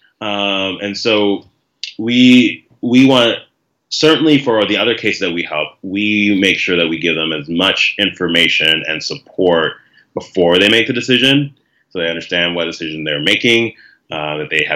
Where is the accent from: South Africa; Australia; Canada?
Canada; as a member of the community who was born in Canada, I realize the amount of privilege that comes with being a Canadian-born citizen